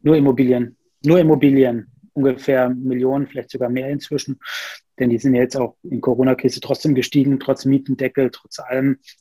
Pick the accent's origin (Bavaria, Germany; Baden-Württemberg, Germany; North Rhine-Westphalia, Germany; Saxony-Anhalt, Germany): Bavaria, Germany; Nuremberg; also born or lived in Rostock; now in Berlin, Germany; Ursprünglich komme ich aus Nürnberg